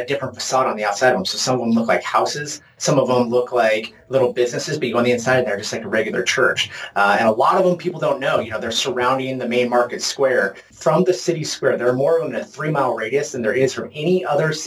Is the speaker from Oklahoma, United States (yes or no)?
no; Portland, Oregon, United States; I'm from Portland, Oregon.